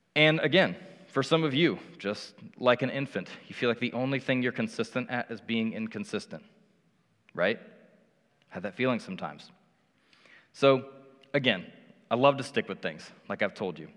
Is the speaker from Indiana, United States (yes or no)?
yes; Indianapolis, Indiana, United States; moved away as an adult; now in Cincinnati, United States; I grew up in Indianapolis